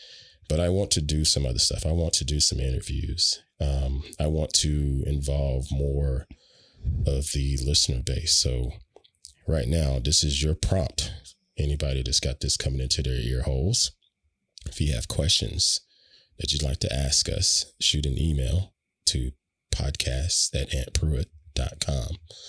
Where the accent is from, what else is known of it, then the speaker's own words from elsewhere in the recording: Southern United States, United States; But that's a dead giveaway of I am a Southerner.